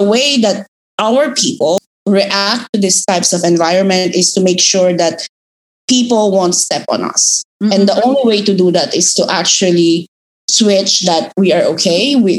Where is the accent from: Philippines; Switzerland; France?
Philippines; accent: Filipino; English is a second language; But when I'm with my Filipino friends, accent, I love my accent. It's something that is very Filipino. It's something that I'm really proud of.